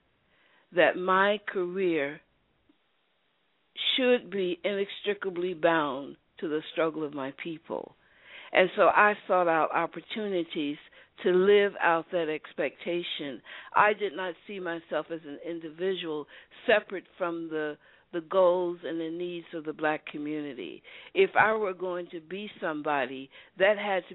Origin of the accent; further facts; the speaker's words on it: United States; Although I was born in America and grew up in America